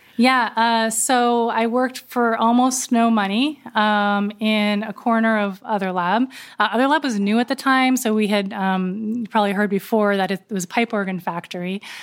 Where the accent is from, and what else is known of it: Berkeley Heights, New Jersey, United States; born or raised there